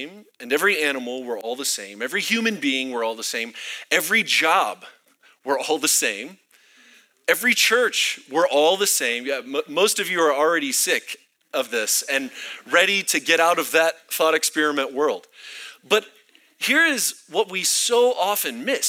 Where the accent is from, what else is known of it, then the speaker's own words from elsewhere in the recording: Florida, United States; now in Colorado Springs, United States; I'm from Florida, where we have swamp